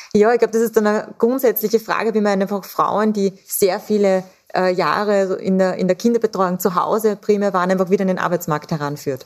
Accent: Austria; Bei uns in Österreich

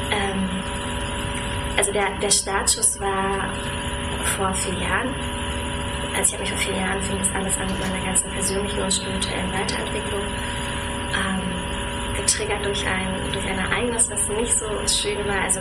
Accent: Berlin, Germany; Ähm, ich wohne in Berlin, ich komme aus Berlin, bin hier geboren und aufgewachsen und ja, lebe und arbeite hier.

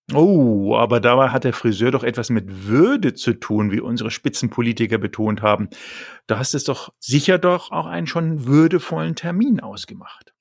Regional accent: Germany; als Deutsche

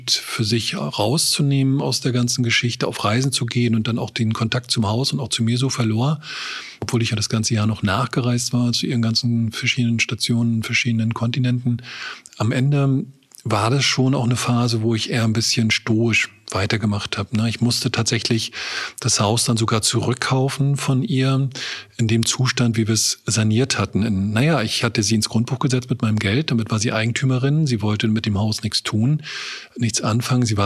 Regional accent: Rostock, Mecklenburg-Vorpommern, Germany; Wir kommen aus Rostock, das ist schon ein Sprung, ne?

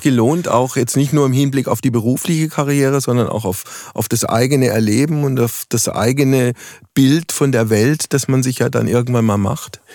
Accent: West Germany, Germany; ich komme aus dem Westen, wir hatten auch familiär jetzt keine Verbindung in die frühere DDR

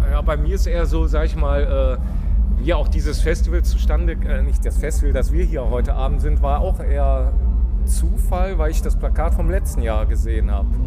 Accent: Düsseldorf, North Rhine-Westphalia, Germany; wir kommen ja aus dem Rheinland, Düsseldorf, äh, ist ja auch nur ein paar Meter entfernt

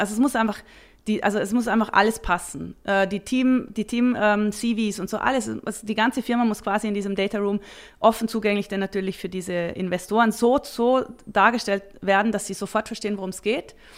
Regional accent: Vorarlberg, Austria; moved away as an adult; now in Switzerland; Als Vorarlbergerin immer schon große Affinität zu, zu den Bergen und natürlich auch zur Schweiz und bin dann in die Schweiz gekommen

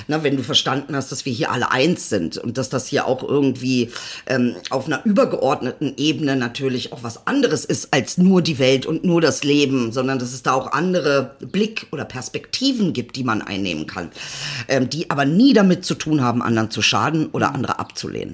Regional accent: Celle, Lower Saxony, Germany; also born or lived in Benefeld-Bomlitz / Berlin-Kreuzberg; now in Berlin, Germany; ich bin in Celle geboren, ist eine, damals war es eine 70.000 Einwohnerstadt. Ähm, und dann bin ich ja halt nochmal in, in einen kleineren ähm, Ort gekommen und das war dann Benefeld-Bomlitz

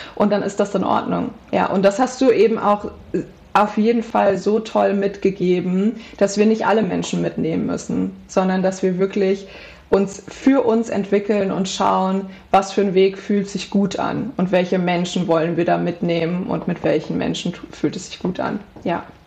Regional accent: Central Hesse, Germany; ich komme aus Mittelhessen, aus einem kleinen, ähm, kleine, aus einer kleinen Stadt

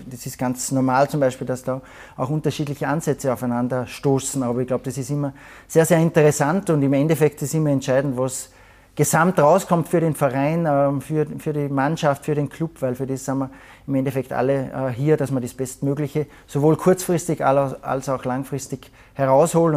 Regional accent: Salzburg, Austria; moved away as an adult; now in Munich, Germany; als Salzburger

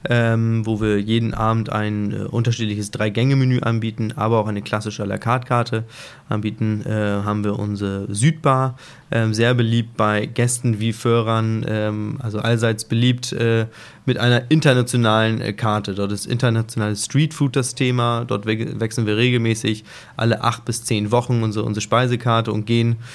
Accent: Hamburg, Germany; früher hätte ich immer Festland, wie gesagt, ich bin Hamburger Jung

